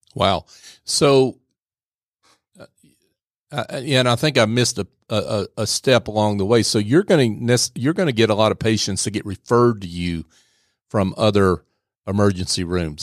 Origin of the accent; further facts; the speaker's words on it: the South, United States; I grew up in the South.